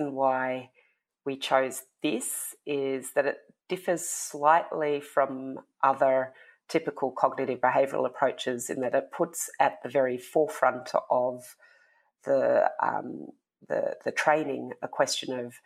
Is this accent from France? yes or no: no; Tasmania, Australia; now in Melbourne, Australia; I am speaking to you from Tasmania. Usually I'm a Melbourne resident, but I grew up here in Tassie, which is where my family are.